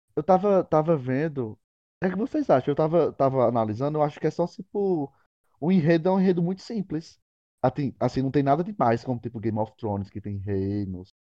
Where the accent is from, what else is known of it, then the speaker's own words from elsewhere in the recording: Picuí, Paraíba, Brazil; que também sou de Picuí